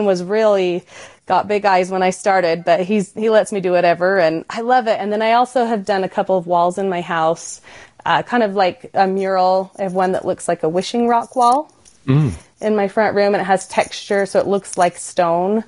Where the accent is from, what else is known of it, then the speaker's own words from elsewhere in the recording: Utah, United States; So I grew up in Utah and I was raised exploring Southern Utah of the national parks